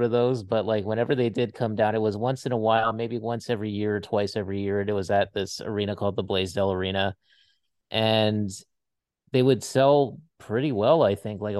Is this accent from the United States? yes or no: yes; Hawaii, United States; moved away as an adult; I grew up in Hawaii